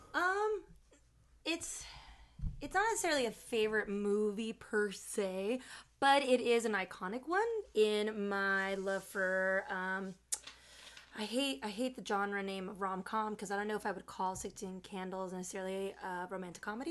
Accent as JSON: {"language": "English", "town": "Chicago", "region": "Illinois", "country": "United States", "tie": "born or raised there", "said": "my family and I, we grew up in Chicago, but when I turned eight is when we moved out into the suburbs."}